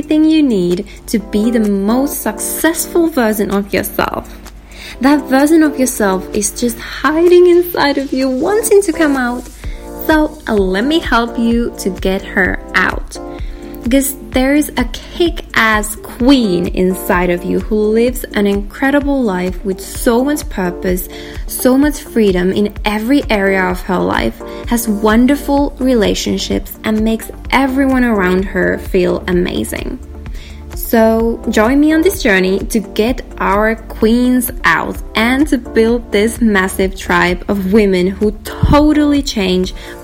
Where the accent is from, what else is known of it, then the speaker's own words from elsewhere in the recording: small town near Kuopio, eastern Finland, North Savo, Finland; moved away as an adult; now in Helsinki, Finland; I'm from a small town from eastern Finland, close to Kuopio. If anyone knows where Kuopio is, I am close to, from a town close to Kuopio.